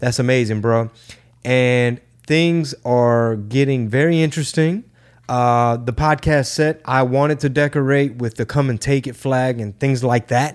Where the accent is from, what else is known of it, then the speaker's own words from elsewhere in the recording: Houston, Texas, United States; we do not have a venue for Houston at the moment, my hometown